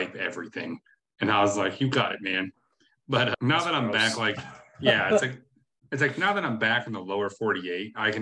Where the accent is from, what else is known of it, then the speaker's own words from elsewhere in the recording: Ohio, United States; moved away; also born or lived in Hawaii; my hometown